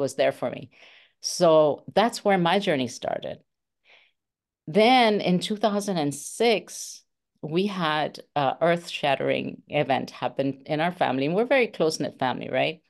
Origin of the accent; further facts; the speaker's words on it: India; moved away; I'm from India